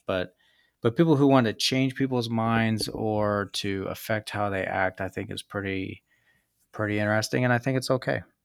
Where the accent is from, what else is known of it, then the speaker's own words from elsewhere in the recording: Kansas, United States; moved away as an adult; also born or lived in San Diego / Japan; growing up in Kansas